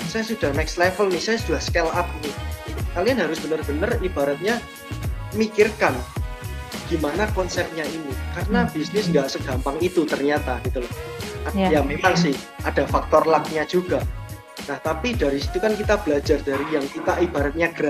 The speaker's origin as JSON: {"language": "Indonesian", "town": "Solo", "region": "Central Java", "country": "Indonesia", "tie": "born or raised there", "lives_now": "Surabaya, Indonesia", "said": "Jadi sebelum saya merantau di Surabaya, saya ini asli Solo."}